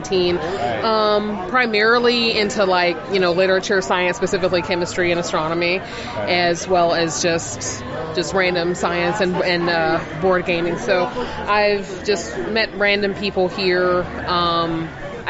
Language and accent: English; Columbus, Georgia, United States; moved away; originally from Columbus, Georgia.